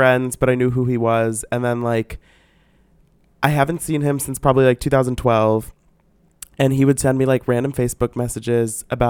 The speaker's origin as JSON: {"language": "English", "town": "St. Louis", "region": "Missouri", "country": "United States", "tie": "born or raised there", "said": "St. Louis, Missouri."}